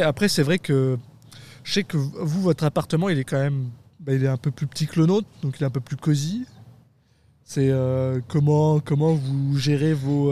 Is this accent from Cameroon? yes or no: no; France; moved away; je suis français